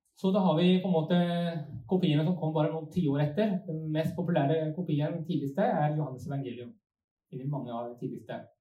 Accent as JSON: {"language": "Norwegian", "country": "Sweden", "tie": "born or raised there", "accent": "Svorsk", "second_language": "Norwegian", "moved": "yes", "lives_now": "Norway", "said": "Jeg vokste opp i Sverige, så kanskje det blir litt sånn svorsk"}